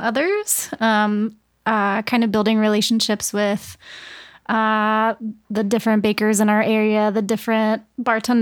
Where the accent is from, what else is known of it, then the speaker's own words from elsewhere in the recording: St. Marys, Georgia, United States; moved away; I'm from Georgia, I am from a southern coastal town in Georgia called St. Mary's.